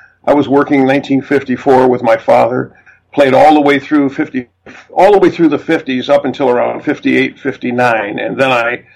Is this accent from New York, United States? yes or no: yes; Mount Morris, New York, United States; moved away as an adult; now in Canada; I was born in Mount Morris, New York, which is a little town, about 4,000 people at the time I was born, about 36 miles south of Rochester, New York